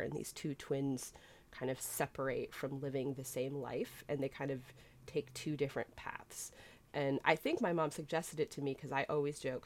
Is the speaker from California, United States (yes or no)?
no; Boston, Massachusetts, United States; my hometown Boston